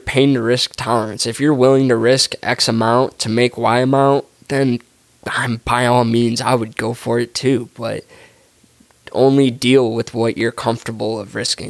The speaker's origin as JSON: {"language": "English", "town": "Detroit", "region": "Michigan", "country": "United States", "said": "We're from the Motor City, so right. It's like, man, this is, the automotive industry is part of our blood and soul"}